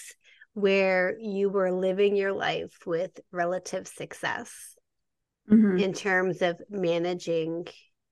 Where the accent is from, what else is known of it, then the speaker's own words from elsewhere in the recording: Canada; I'm Canadian